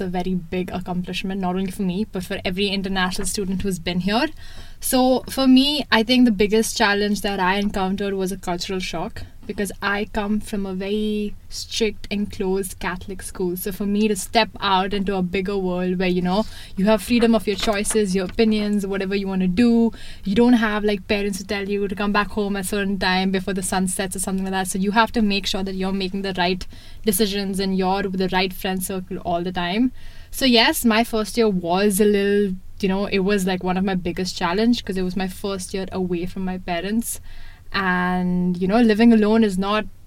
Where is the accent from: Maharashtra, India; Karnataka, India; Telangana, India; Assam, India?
Maharashtra, India; Mumbai; moved away as an adult; now in Toronto, Canada; This is my fourth year in Canada. I come from India, Bombay, one of the biggest metropolitan cities in India